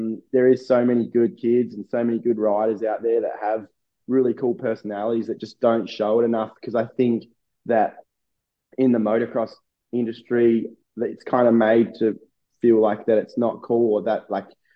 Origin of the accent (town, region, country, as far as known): Australia; born or raised there